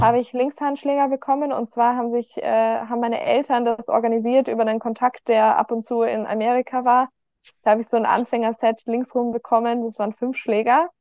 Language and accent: German; Garmisch-Partenkirchen, Bavaria, Germany; ich bin geboren, aufgewachsen in Garmisch-Partenkirchen, in Garmisch, um genau zu sein